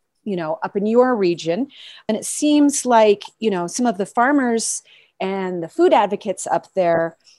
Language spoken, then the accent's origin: English; Walden, Colorado, United States; my hometown of Walden, Colorado